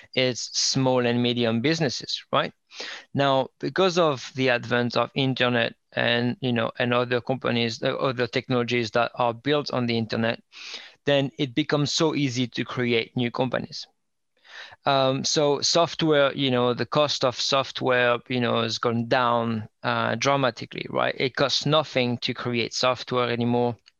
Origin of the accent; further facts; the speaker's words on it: northern France, France; English is a second language; moved away as an adult; also born or lived in Indianapolis, United States; now in United Kingdom; I'm um, uh, French, grew up in um, north, um, kind of out the outskirts